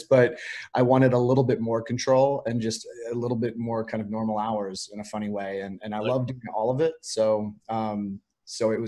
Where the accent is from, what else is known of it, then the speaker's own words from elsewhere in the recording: Piedmont, California, United States; moved away; I was raised by my grandparents in Piedmont.